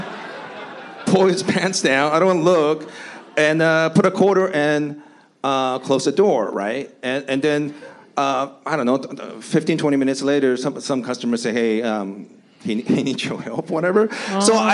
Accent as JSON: {"language": "English", "country": "Japan", "tie": "born or raised there", "also_born_or_lived": "Seattle, Washington / Long Beach, California", "moved": "yes", "lives_now": "United States", "said": "Where I grew up in Japan"}